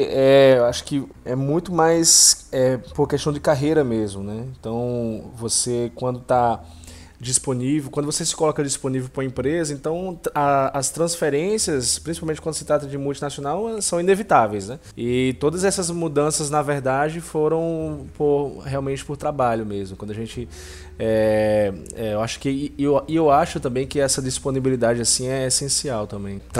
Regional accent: Natal, Rio Grande do Norte, Brazil; also born or lived in Recife; now in São Luís, Brazil; É, eu saí de Natal, de Natal fui para Campina Grande, Campina Grande fui para Recife, de Recife vim para São Luís.

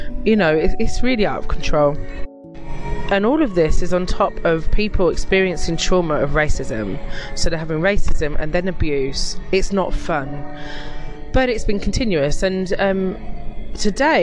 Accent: United Kingdom; being British in this country

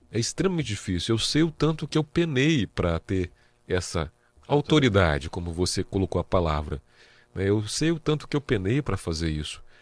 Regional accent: Vitória, Espírito Santo, Brazil; moved away as an adult; now in Presidente Prudente, Brazil; eu sou capixaba. Capixaba. Sou Vitória, sou 027.

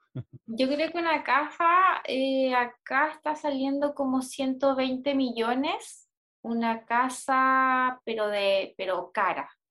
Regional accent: Puerto Varas, Los Lagos, Chile; moved away; donde yo nací en Puerto Varas

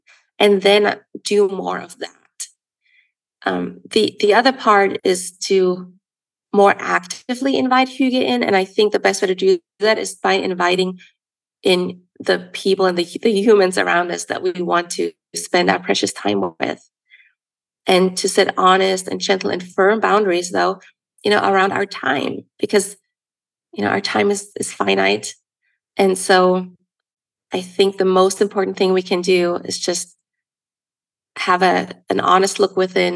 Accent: Germany; now in United States; growing up in Germany

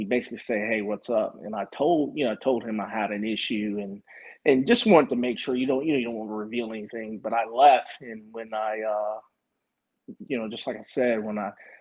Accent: Walterboro, South Carolina, United States; we grew up together in my hometown, mm-hmm. which is a small town, Walterboro, South Carolina.

